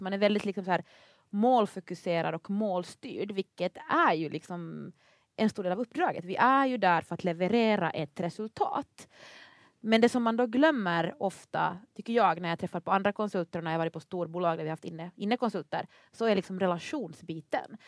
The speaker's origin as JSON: {"language": "Swedish", "country": "Finland", "accent": "Finland-Swedish (\"Mumindialekten\")", "moved": "as an adult", "lives_now": "Sweden", "said": "jag är ju då finlandssvensk"}